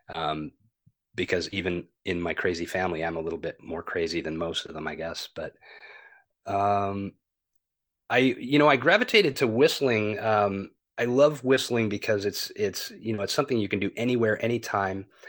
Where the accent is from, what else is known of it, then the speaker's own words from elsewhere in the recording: Long Beach, California, United States; I grew up in Long Beach, California